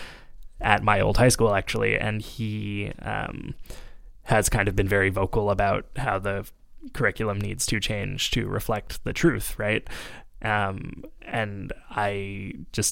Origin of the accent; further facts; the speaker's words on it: Quebec, Canada; I grew up here in Quebec, going to high school